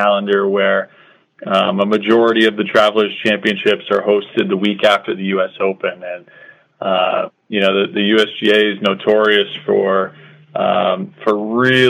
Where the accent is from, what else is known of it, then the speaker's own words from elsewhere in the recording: Connecticut, United States; also born or lived in North Carolina; I grew up here in Connecticut, so, Connecticut's kind of always been home for me.